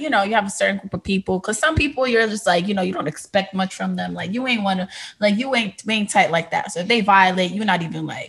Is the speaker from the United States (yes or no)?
yes; Jersey City, New Jersey, United States; I grew up in downtown in the Heights.